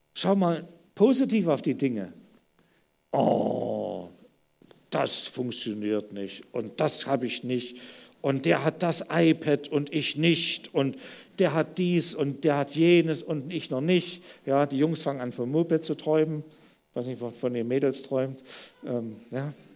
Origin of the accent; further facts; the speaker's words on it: Germany; wir als Deutsche